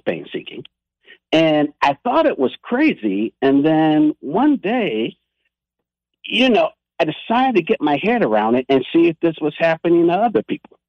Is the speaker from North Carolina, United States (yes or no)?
no; Miami, Florida, United States; I grew up in the inner city of Miami.